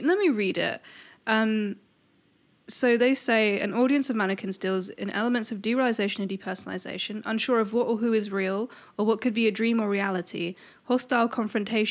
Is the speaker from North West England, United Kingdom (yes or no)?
no; London, United Kingdom; I was born in Peckham, and I loved it there.